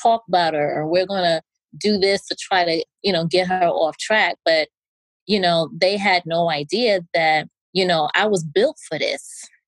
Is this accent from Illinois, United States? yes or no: no; New York, United States; I'm from New York